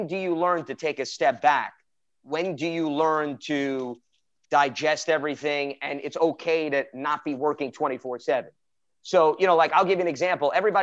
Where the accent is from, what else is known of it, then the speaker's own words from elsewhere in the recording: New York City, New York, United States; I was born and bred in Brooklyn, New York